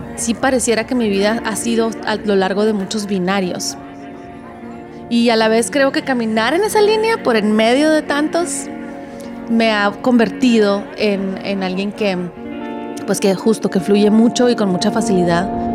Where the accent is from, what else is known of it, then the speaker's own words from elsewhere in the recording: Nogales, Sonora, Mexico; moved away; also born or lived in Guadalajara / Hermosillo; Cuando me fui de, de Nogales, empecé a extrañarlo mucho